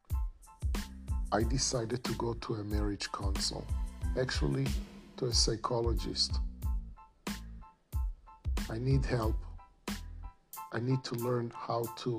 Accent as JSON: {"language": "English", "country": "Israel", "tie": "born or raised there", "moved": "yes", "lives_now": "Florida, United States", "said": "I live in Florida. I was born in Israel"}